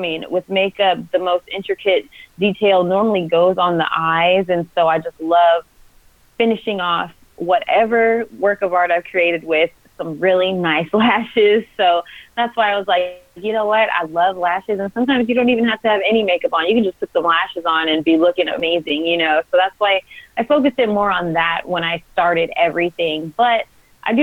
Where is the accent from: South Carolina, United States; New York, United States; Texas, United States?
Texas, United States; also born or lived in Mississippi; now in California, United States; I'm from Texas, but I have lived in Mississippi also, but I now live in California